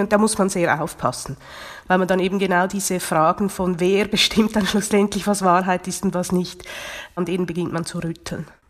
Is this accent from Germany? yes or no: no; Switzerland; Bei uns in der Schweiz